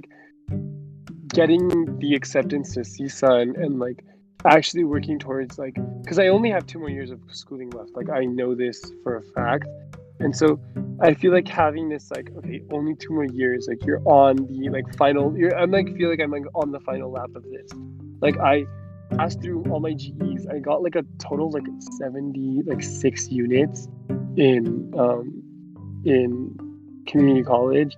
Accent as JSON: {"language": "English", "region": "California", "country": "United States", "tie": "born or raised there", "said": "I'm like a Californian boy at heart. I'm like born and raised, so I know the valley, I know the like California by heart."}